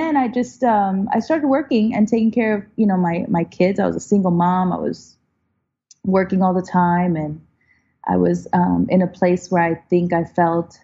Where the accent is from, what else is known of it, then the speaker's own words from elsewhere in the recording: Chicago, Illinois, United States; also born or lived in Puerto Rico; now in Los Angeles, United States; we went to Chicago where the rest of my family was